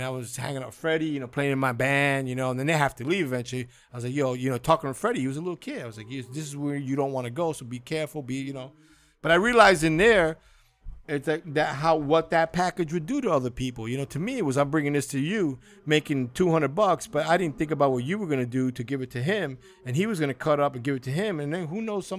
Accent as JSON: {"language": "English", "country": "Cuba", "moved": "yes", "said": "started thinking about my family when we came from Cuba."}